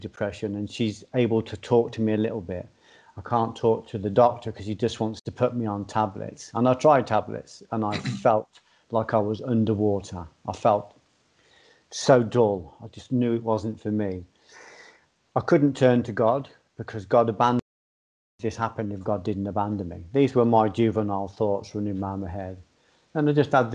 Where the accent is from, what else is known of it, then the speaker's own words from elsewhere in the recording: Ireland; I've been brought up as an Irish Catholic or in an Irish background